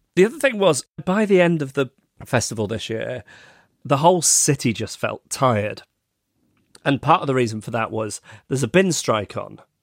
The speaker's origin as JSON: {"language": "English", "region": "England", "country": "United Kingdom", "said": "as an English person"}